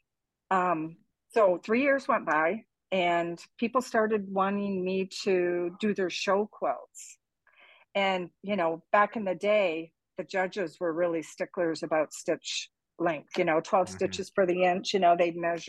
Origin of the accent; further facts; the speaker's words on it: Canada; now in Cape Coral, United States; I'm from Canada.